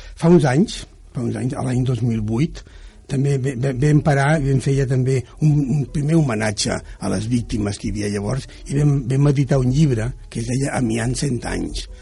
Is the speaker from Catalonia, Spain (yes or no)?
yes; Barcelona, Catalonia, Spain; also born or lived in Cerdanyola del Vallès; jo vaig, vaig néixer a Sants, a Barcelona